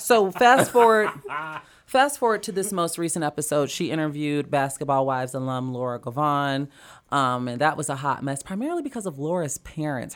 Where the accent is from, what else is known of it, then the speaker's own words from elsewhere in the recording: Chicago, Illinois, United States; now in Los Angeles, United States; growing up in Chicago, it was a bigger scene